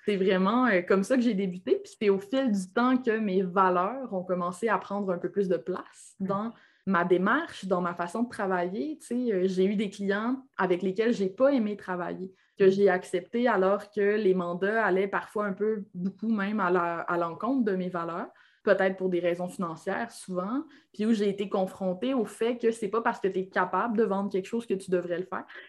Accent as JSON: {"language": "French", "town": "Alma", "region": "Quebec", "country": "Canada", "tie": "born or raised there", "also_born_or_lived": "Ottawa, Ontario", "accent": "Québécois", "moved": "as an adult", "lives_now": "Quebec City, Canada", "said": "Je suis née à Alma, au lac Saint-Jean"}